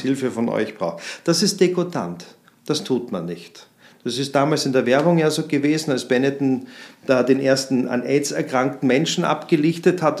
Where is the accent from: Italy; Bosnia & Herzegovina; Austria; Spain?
Austria; Vienna; now in Munich, Germany; Ich komme aus München, bin ein gebürtiger Wiener